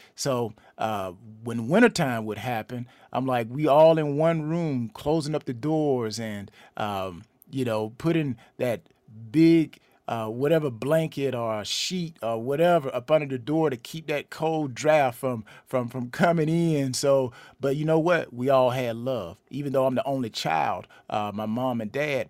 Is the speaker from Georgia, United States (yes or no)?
yes; LaGrange, Georgia, United States; now in Atlanta, United States; I'm originally, uh, from LaGrange, Georgia, which is about a hour and fifteen minutes southwest of Atlanta